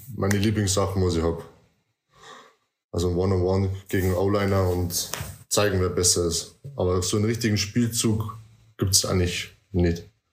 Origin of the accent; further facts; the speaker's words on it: near Deggendorf, Bavaria, Germany; Ich komme aus Nähe von Deckendorf. Das ist circa eineinhalb, zwei Stunden von München weg, je nach Verkehr.